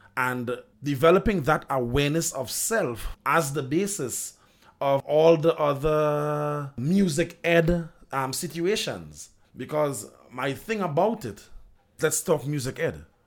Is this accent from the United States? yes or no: no; Trinidad & Tobago